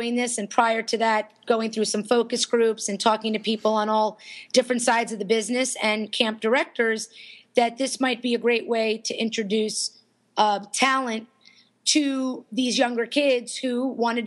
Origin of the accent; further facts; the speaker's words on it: Florida, United States; I was from Florida